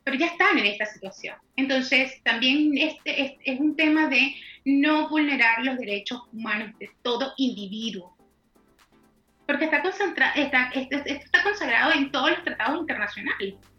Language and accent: Spanish; Venezuela; now in Chile; como venezolana, como abogada venezolana